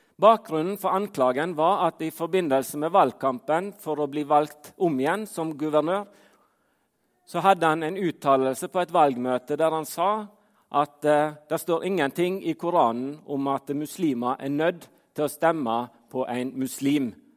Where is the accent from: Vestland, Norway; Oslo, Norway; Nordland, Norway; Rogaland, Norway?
Vestland, Norway; Fitjar; now in Trondheim, Norway; Jeg bor i Trondheim, men som dere hører på dialekten min, så er jeg ikke derifra. Jeg kommer fra Fitjar på Stord